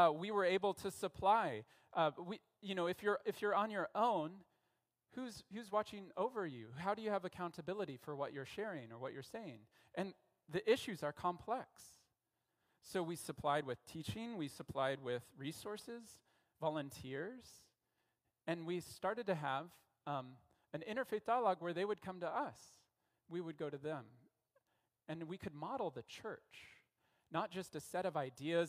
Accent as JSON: {"language": "English", "town": "Denver", "region": "Colorado", "country": "United States", "also_born_or_lived": "Philippines / Central America", "moved": "yes", "lives_now": "Canada", "said": "I'm from Denver, Colorado"}